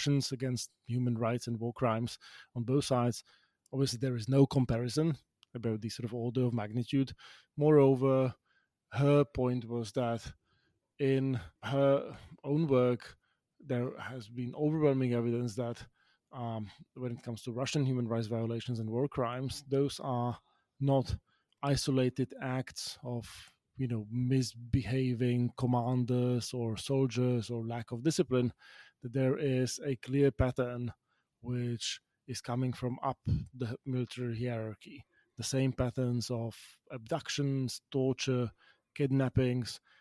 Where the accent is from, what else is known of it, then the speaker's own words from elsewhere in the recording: Bratislava, Bratislava Region, Slovakia; my hometown of Bratislava, where growing up in the 1990s